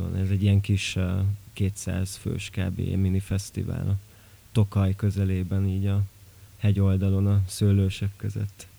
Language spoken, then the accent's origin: Hungarian; Miercurea Ciuc, Harghita County, Romania; moved away as an adult; also born or lived in Gheorgheni (family roots); now in Budapest, Hungary; én azért csíki vagyok